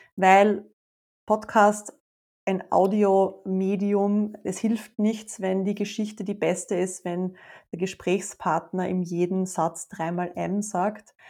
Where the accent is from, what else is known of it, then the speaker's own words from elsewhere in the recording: Austria; ich habe eine riesengroße Leidenschaft für meine Heimat schon immer